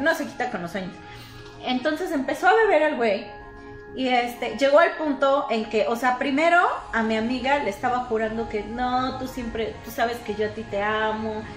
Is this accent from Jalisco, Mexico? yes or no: no; Puebla, Mexico